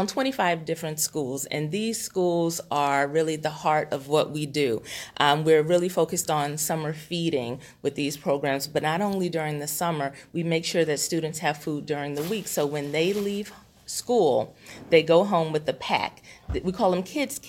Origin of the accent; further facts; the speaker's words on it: Houston, Texas, United States; moved away; I'm originally from Houston, Texas